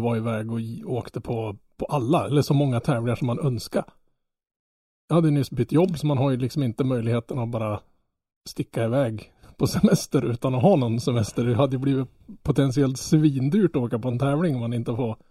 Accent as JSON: {"language": "Swedish", "region": "Norrland", "country": "Sweden", "said": "Jag som norrlänning"}